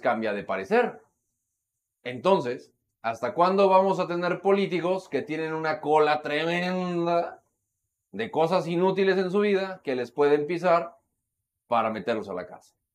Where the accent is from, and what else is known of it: Mexico